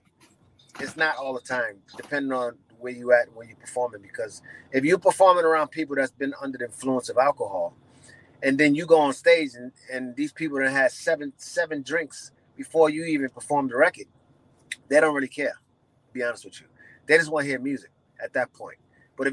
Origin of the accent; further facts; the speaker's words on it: New York City, New York, United States; I'm from New York City